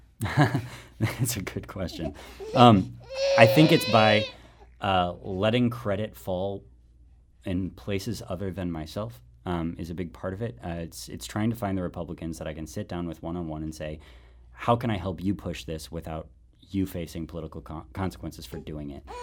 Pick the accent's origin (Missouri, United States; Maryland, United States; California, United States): Missouri, United States; St. Louis; also born or lived in Washington, D.C.; I'm born and raised in Shaw